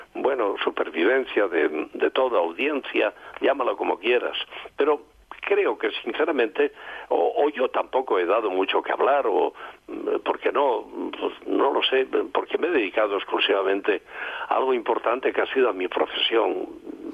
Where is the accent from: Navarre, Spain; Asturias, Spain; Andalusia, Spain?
Asturias, Spain; Gijón; moved away; Es parte de mi Gijón del alma, de mi Asturias del alma, porque yo soy, ante todo, soy asturiano